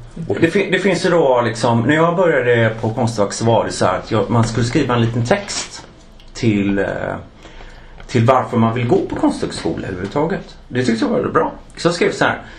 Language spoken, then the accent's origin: Swedish; Gothenburg, Västra Götaland, Sweden; now in Stockholm, Sweden; jag är från Göteborg